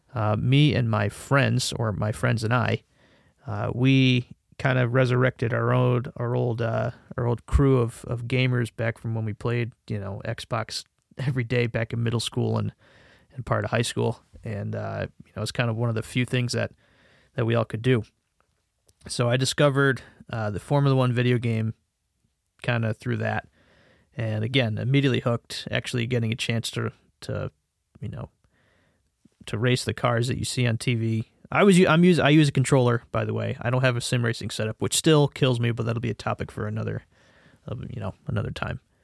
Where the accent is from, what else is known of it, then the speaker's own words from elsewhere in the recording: Connecticut, United States; I am from the United States again, uh, from a state called Connecticut